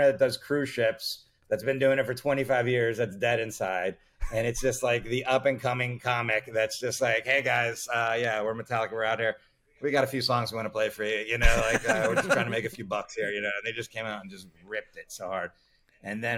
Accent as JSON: {"language": "English", "town": "Miami", "region": "Florida", "country": "United States", "tie": "born or raised there", "said": "I grew up in Miami, Florida"}